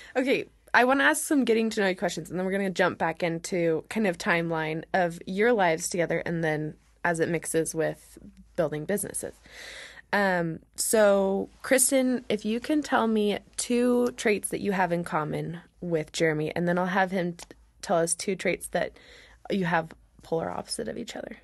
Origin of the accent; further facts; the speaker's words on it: Oregon, United States; I'm from Oregon